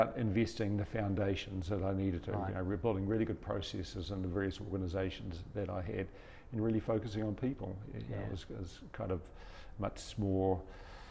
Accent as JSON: {"language": "English", "town": "Te Kuiti", "region": "Waikato", "country": "New Zealand", "tie": "born or raised there", "said": "I was born in Tikawiti, one of five children, so and that's where we were based."}